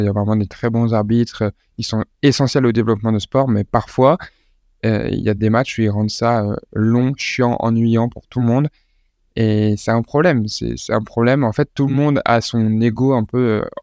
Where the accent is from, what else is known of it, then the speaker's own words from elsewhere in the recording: Lille, Hauts-de-France, France; je suis né à Lille